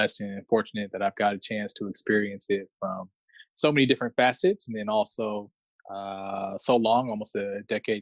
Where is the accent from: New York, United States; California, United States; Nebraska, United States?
California, United States; San Diego; I'm from San Diego